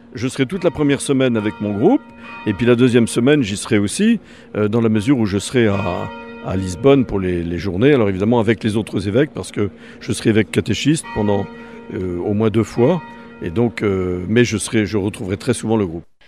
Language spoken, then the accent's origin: French; Germany; French is a second language; je suis d'Allemagne et euh, la diocèse de Trèves, euh, dans le sud-est.